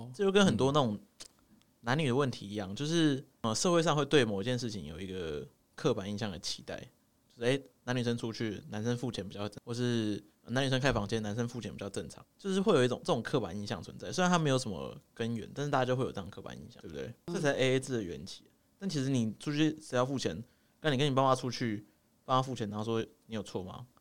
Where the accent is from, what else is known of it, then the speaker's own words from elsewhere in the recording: Taipei, Taiwan; accent: Taipei accent; 我们台北腔就是这样，越不标准越台北